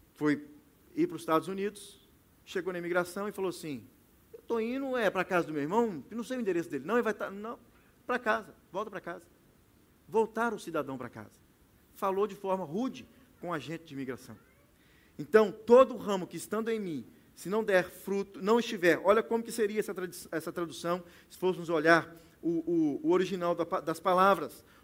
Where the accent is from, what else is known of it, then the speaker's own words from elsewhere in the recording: Belo Horizonte, Minas Gerais, Brazil; now in Toronto, Canada; nós que somos mineiros, lá em Belo Horizonte